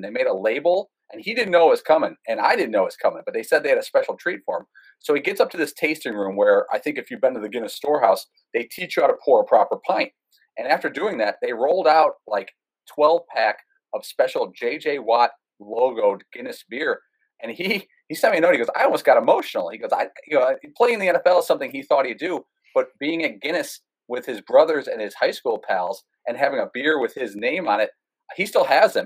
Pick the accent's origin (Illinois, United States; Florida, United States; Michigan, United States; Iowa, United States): Illinois, United States; Chicago; I grew up in the South Side of Chicago.